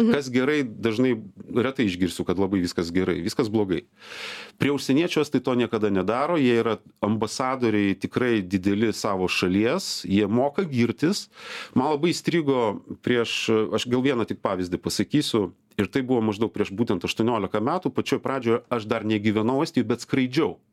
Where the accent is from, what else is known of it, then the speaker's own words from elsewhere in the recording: Lithuania; now in Estonia; mes lietuviai pasakojam apie estus anekdotus